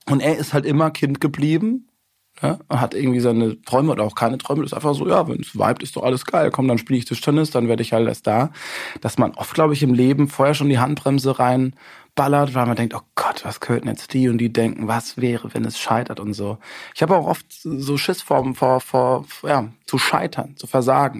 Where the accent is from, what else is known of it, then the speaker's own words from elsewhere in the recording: Busenbach, Baden-Württemberg, Germany; also born or lived in Weingarten; das ist so 20 Kilometer von meinem Heimatdorf entfernt, wo ich dann wirklich dann auch aufgewachsen bin, Busenbach.